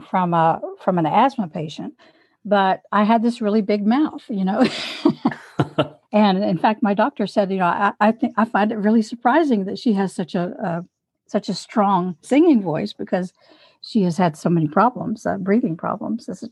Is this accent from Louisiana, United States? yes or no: yes; Louisiana, United States; also born or lived in Minnesota; I was raised in Louisiana